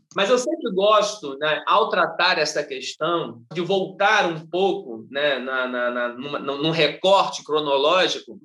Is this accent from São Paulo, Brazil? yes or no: no; Rio de Janeiro, Brazil; eu passei parte da minha, da minha juventude na Ilha do Governador, mas sou carioca de 1983, nascido no bairro do Jardim América